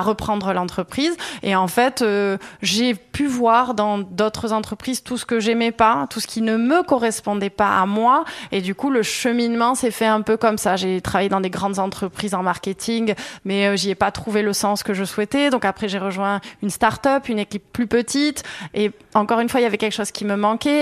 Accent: Artamendi, Nouvelle-Aquitaine, France; moved away as an adult; also born or lived in Bordeaux; now in Anglet, France; moi j'ai grandi plutôt à Artamendi

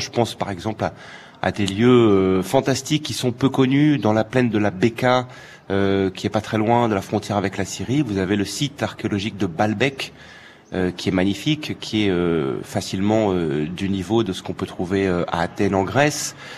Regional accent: Paris, Île-de-France, France; moved away as an adult; also born or lived in United States; now in Beirut, Lebanon; Moi, j'ai grandi à Paris

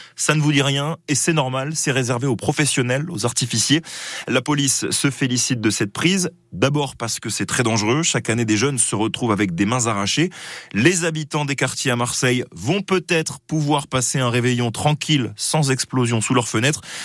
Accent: Belgium; now in Saint-Pryvé-Saint-Mesmin, France; Je suis né en Belgique

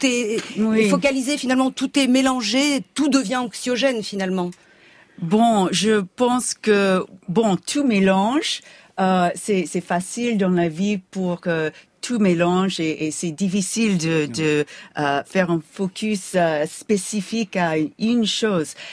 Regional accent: United States; accent: American; French is a second language; mon accent américain

